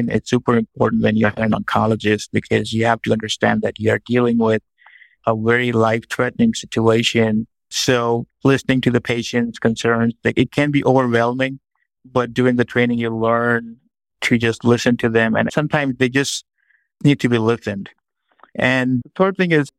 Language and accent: English; Pakistan; moved away as an adult; now in United States; I grew up in Pakistan. I was born there. And then I moved to the United States, where I pursued my training in medicine and in oncology.